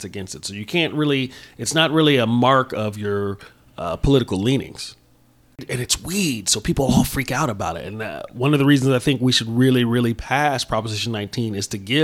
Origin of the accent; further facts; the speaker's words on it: San Francisco, California, United States; I was born in 1968 in San Francisco